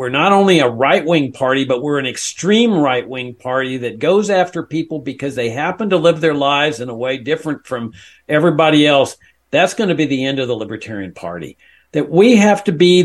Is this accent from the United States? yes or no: yes; Laredo, Texas, United States; I grew up in South Texas